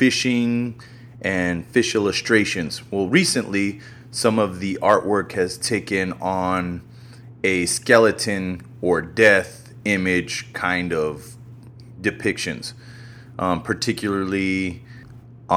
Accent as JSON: {"language": "English", "region": "New Mexico", "country": "United States", "said": "I'm from New Mexico"}